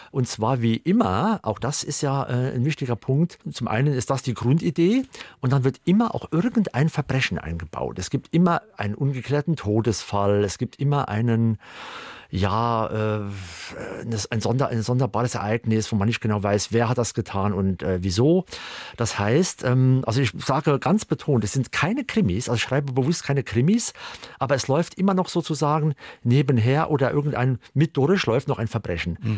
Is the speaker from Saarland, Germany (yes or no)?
yes; Primstal, Saarland, Germany; moved away as an adult; also born or lived in Northern Germany / England; in der Nähe von meinem Heimatort Primstal